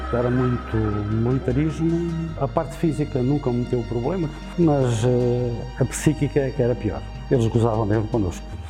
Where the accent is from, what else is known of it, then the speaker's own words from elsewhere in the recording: Vila Verde de Ficalho, Alentejo, Portugal; nasci aqui em Vila Verde Ficalho a 4